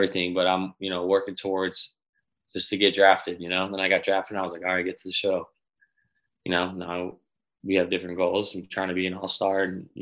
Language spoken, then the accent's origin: English; Chicago, Illinois, United States; Chicago, my hometown team